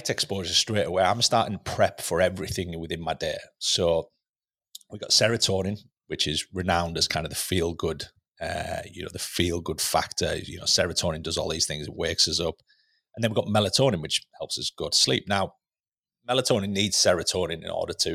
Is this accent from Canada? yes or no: no; Lake District, North West England, United Kingdom; moved away; growing up in the Lake District, you know, in a tiny little village in the Lake District